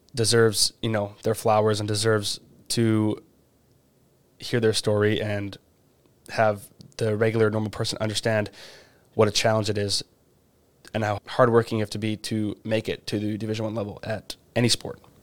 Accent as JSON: {"language": "English", "country": "Canada", "said": "I'm Canadian"}